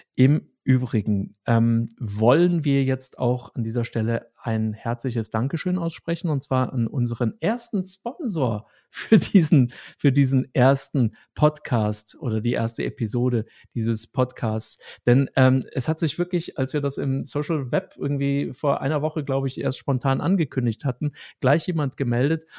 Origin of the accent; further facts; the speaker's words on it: Germany; Als Deutscher